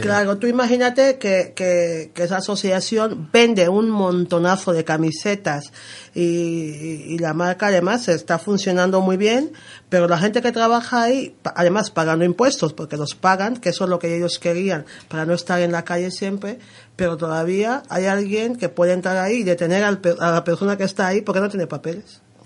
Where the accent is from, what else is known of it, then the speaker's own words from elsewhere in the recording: Malabo, Bioko Norte, Equatorial Guinea; first language Spanish; now in Madrid, Spain; Guinea Ecuatorial, de, mi, de mi tierra y de, Malabo